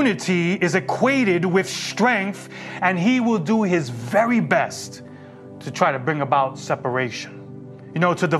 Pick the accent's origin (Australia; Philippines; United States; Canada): United States; New York City, New York; growing up in New York City